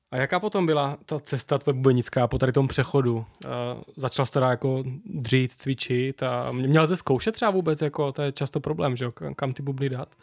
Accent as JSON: {"language": "Czech", "region": "Moravia", "country": "Czechia", "said": "Jsme dva z Moravy"}